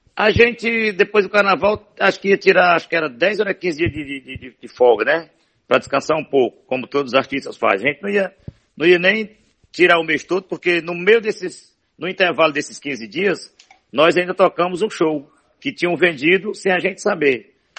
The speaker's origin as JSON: {"language": "Portuguese", "town": "Morada Nova", "region": "Ceará", "country": "Brazil", "tie": "born or raised there", "also_born_or_lived": "Limoeiro do Norte, Ceará"}